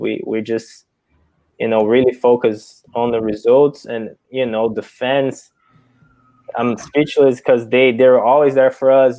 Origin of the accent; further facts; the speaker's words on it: Brazil; English is a second language; moved away as an adult; now in United States; I wasn't born here in America. I was born and raised in Brazil. only came here for college